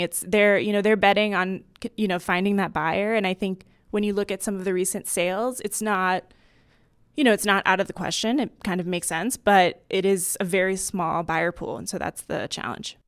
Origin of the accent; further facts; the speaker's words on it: Miami, Florida, United States; I'm from Miami